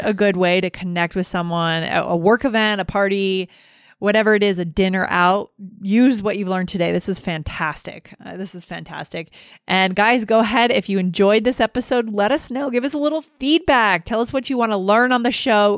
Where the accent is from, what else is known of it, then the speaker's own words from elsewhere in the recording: Keene, New Hampshire, United States; moved away; My hometown, Keene, New Hampshire